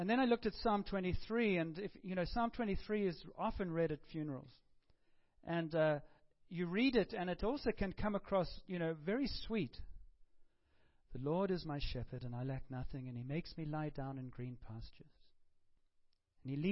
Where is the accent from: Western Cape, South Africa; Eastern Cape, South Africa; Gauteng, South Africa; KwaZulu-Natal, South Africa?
Western Cape, South Africa; Cape Town; moved away; a friend of mine who I grew up with in Cape Town